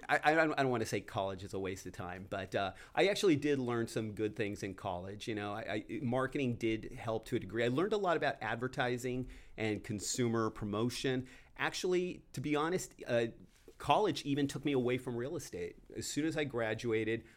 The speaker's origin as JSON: {"language": "English", "town": "Downey", "region": "California", "country": "United States", "tie": "born or raised there", "said": "I grew up in Downey, so I was working there"}